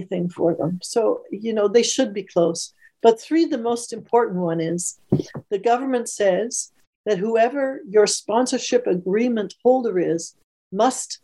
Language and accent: English; Canada; as a Canadian, yes, daughter of immigrants, I had no difficulty in any way in Canada getting into university